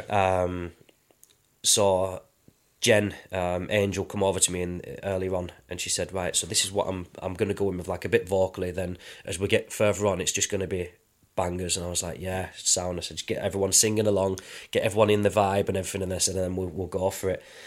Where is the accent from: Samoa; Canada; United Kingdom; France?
United Kingdom; London; we, we grew up in London